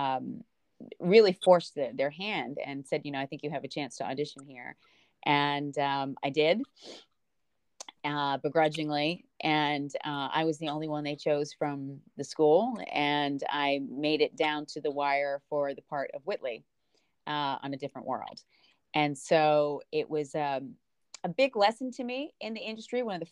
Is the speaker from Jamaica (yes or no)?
yes; Jamaica; now in United States; And I'm Jamaican